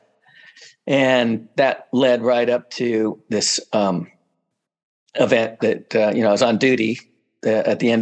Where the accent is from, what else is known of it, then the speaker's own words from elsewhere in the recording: central coast of California, United States; I come from here, pretty much central coast of California. I grew up in a little town nearby